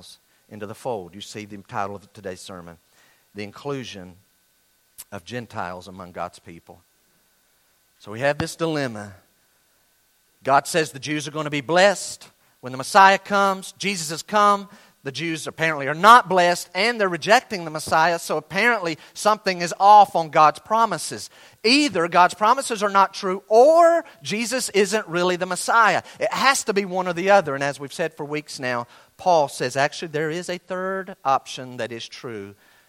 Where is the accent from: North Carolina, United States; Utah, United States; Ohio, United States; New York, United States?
North Carolina, United States; Western; I'm from Western North Carolina